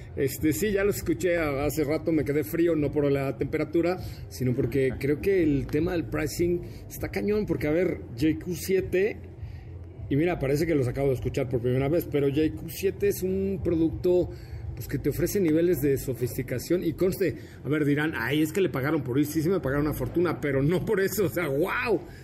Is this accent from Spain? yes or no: no; Mérida, Yucatán, Mexico; Yo dije que venía de Mérida, Yucatán, porque soy yucateco